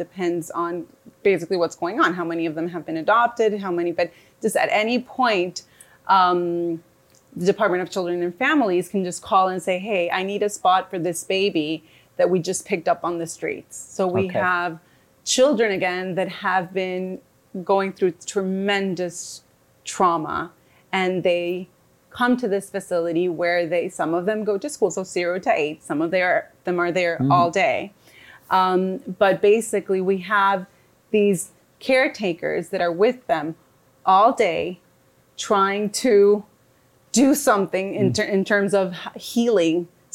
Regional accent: Bogotá, Colombia; I am from Bogota, Colombia, and I am a psychologist right now there

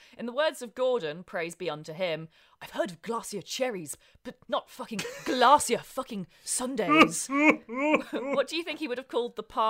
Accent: United Kingdom; We're very British here.

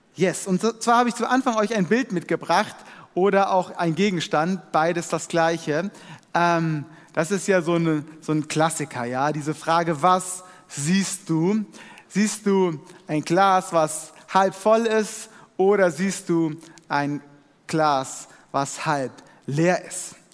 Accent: Germany; wir als Deutsche

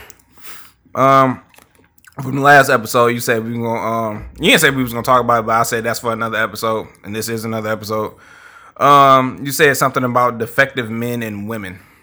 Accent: Highland Park, Michigan, United States; I grew up in Highland Park

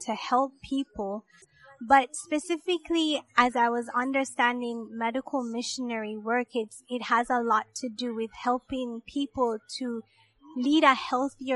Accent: Jamaica; moved away as an adult; now in Georgia, United States; I grew up in Jamaica.

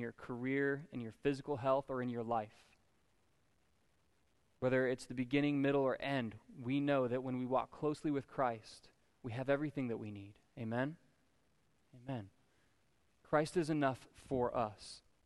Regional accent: Florida, United States; being a Florida native

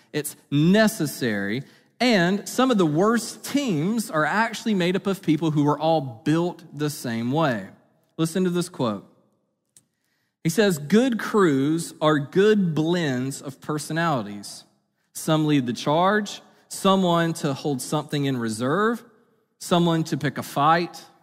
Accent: Eastern North Carolina, United States; I grew up in Eastern North Carolina

